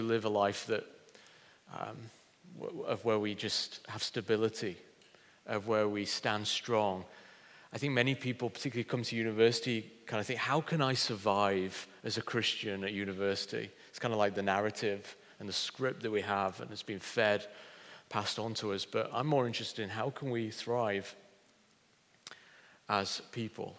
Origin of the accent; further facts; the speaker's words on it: Pontefract, Yorkshire and the Humber, United Kingdom; moved away as an adult; now in Hull, United Kingdom; I've lived in Hull longer than I actually lived in my hometown, which is Pontefract near Leeds